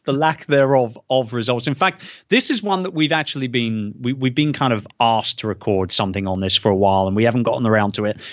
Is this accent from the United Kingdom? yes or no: yes; United Kingdom; as a Brit